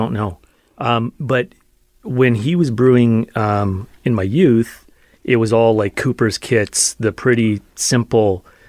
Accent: Thompson, Manitoba, Canada; also born or lived in Belfast, Northern Ireland; We had other family in the province and I ended up in Thompson. So I grew up in Thompson.

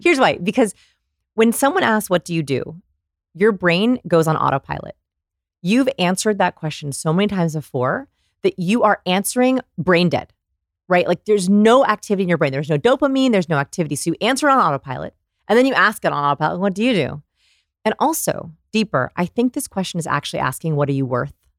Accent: Texas, United States; I'm from Texas

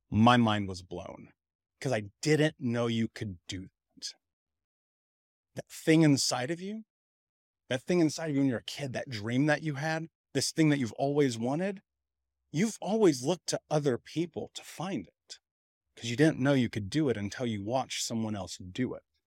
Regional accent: Indianapolis, Indiana, United States; I grew up in Indianapolis. I grew up in Indiana in America

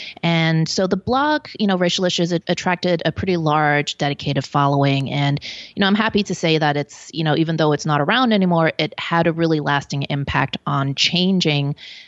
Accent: Hong Kong; born there; also born or lived in Belgium; So I was born in Hong Kong. My father was Belgian. My mom's Hong Kong Chinese.

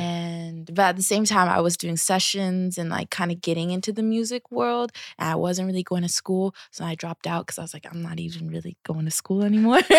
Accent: Seattle, Washington, United States; I am from Seattle, um, Seattle, Washington. Um, I grew up with me, my mom

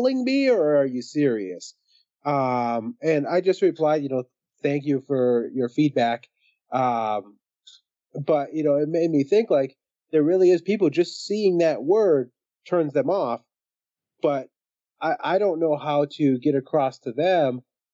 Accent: Minneapolis, Minnesota, United States; I grew up in Minneapolis and my high school is 26% white

